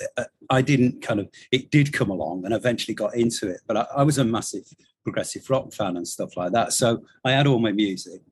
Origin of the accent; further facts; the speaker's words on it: Stockport, North West England, United Kingdom; also born or lived in Tunbridge Wells; I grew up in Stockport